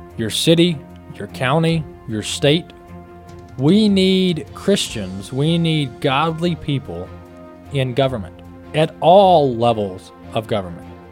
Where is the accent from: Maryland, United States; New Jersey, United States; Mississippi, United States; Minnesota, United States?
Mississippi, United States; Mississippi, my home state